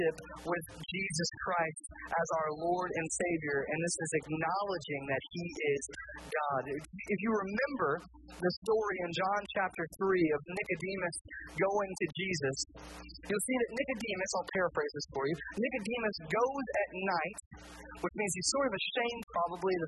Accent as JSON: {"language": "English", "region": "Indiana", "country": "United States", "moved": "yes", "lives_now": "Kentucky, United States", "said": "I'm from Indiana. And being from Indiana"}